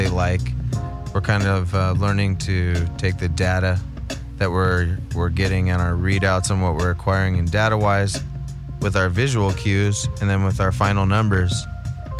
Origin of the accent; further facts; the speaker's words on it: San Gabriel Valley, California, United States; I'm from the San Gabriel Valley.